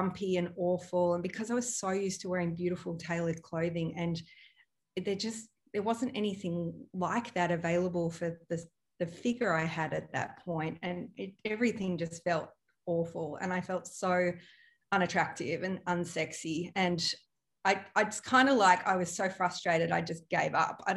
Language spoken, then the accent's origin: English; Melbourne, Victoria, Australia; moved away as an adult; also born or lived in Europe / Byron Bay; growing up in Melbourne, you know, it's a very stylish place